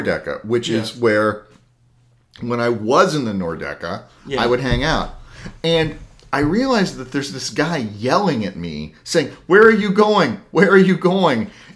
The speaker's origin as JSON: {"language": "English", "town": "Columbus", "region": "Ohio", "country": "United States", "tie": "born or raised there", "said": "the Clippers are technically my hometown baseball team"}